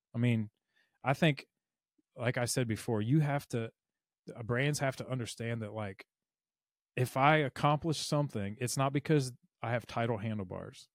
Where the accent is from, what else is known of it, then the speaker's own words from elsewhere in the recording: Mobile, Alabama, United States; I'm from Mobile